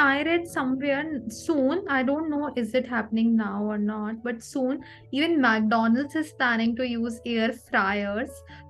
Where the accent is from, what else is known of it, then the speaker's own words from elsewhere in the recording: Jaipur, Rajasthan, India; I am from Jaipur, Rajasthan.